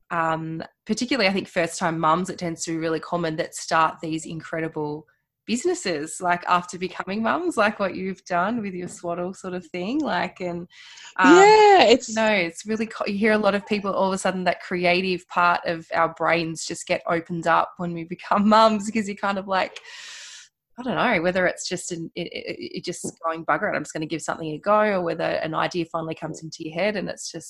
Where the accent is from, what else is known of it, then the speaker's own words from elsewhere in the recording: Tasmania, Australia; now in Melbourne, Australia; I'm from Tassie originally and have lived in Melbourne for about ten years on and off.